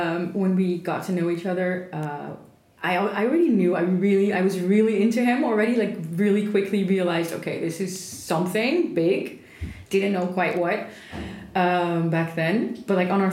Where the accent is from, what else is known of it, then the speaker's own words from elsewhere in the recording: Netherlands; moved away as an adult; originally from Holland